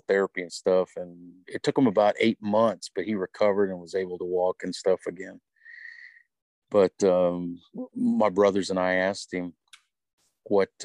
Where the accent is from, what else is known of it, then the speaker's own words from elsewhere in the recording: Odessa, Texas, United States; we grew up in Odessa